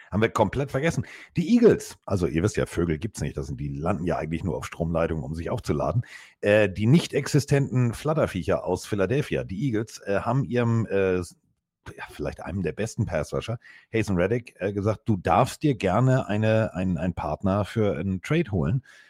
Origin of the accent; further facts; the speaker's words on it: Hamburg, Germany; so sind wir Hamburger